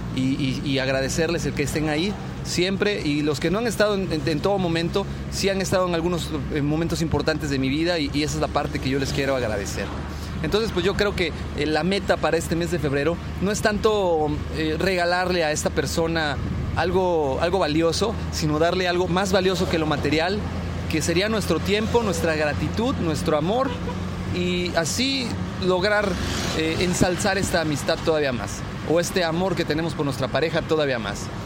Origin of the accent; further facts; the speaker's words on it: Mexico; a nosotros como mexicanos